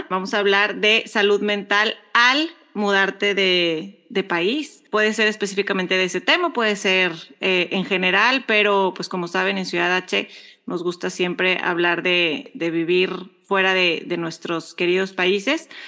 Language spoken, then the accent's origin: Spanish; Mexico; now in United States; Somos dos mexicanas curiosas, emprendedoras y mamás viviendo en Estados Unidos, navegando entre dos culturas, dos idiomas